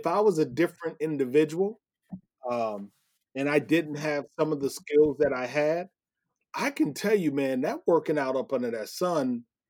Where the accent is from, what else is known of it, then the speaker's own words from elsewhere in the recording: Iowa, United States; growing up in Iowa